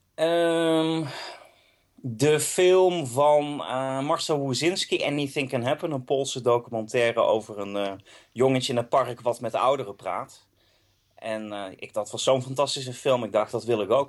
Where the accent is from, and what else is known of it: Eindhoven, North Brabant, Netherlands; born or raised there; now in Amsterdam, Netherlands